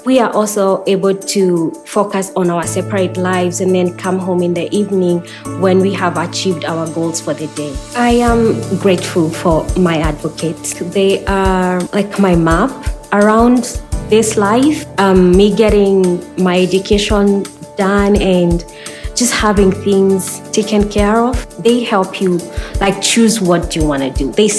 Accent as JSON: {"language": "English", "region": "Nairobi", "country": "Kenya", "moved": "yes", "said": "I was looking for a home for me and my girls after we came from Nairobi."}